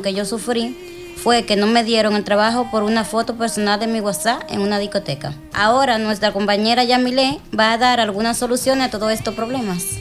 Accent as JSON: {"language": "Spanish", "country": "Dominican Republic", "moved": "yes", "lives_now": "Spain", "said": "de República Dominicana."}